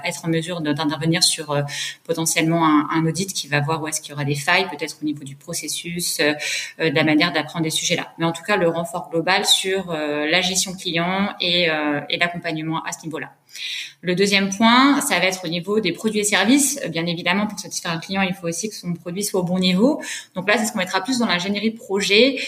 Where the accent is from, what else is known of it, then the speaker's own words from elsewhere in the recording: Savoie, Auvergne-Rhône-Alpes, France; moved away; je suis originaire de la Savoie